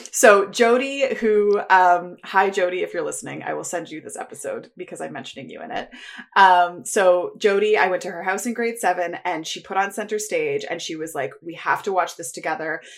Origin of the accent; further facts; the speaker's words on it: Toronto, Ontario, Canada; I grew up in the East End of Toronto